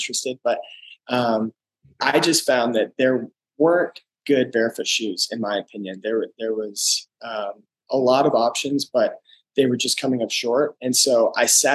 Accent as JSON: {"language": "English", "town": "Lakewood", "region": "Colorado", "country": "United States", "tie": "born or raised there", "said": "I'm from Lakewood, Colorado. I grew up here"}